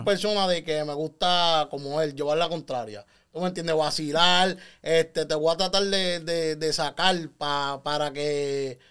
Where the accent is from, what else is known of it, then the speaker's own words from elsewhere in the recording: Canóvanas, Puerto Rico; nací en Canóvana San Isidro, so, me crié en ese